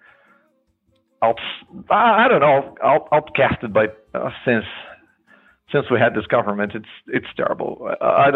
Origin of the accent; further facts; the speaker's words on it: Brazil; I'm from Brazil